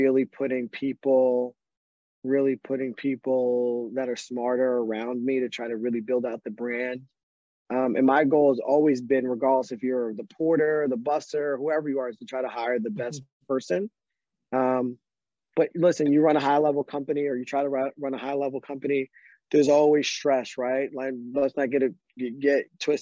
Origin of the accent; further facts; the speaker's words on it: Northeast Pennsylvania, United States; I grew up in Northeast Pennsylvania